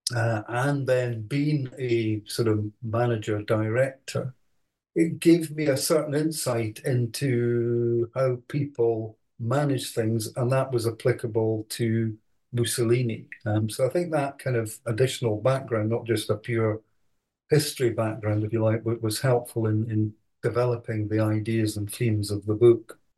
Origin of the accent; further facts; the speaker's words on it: Edinburgh, Scotland, United Kingdom; also born or lived in Aberdeen; I was born uh, in Edinburgh, went to, to school there, and then uh, went to Edinburgh University